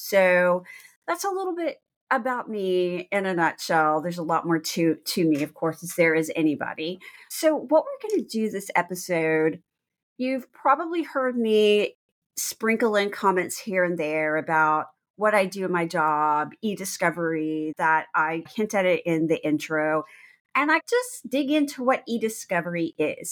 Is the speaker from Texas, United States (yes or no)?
yes; Texas, United States; moved away as an adult; also born or lived in New Orleans, Louisiana / Washington, D.C. area; I'm from Texas, I'm a native Texan from a very small town.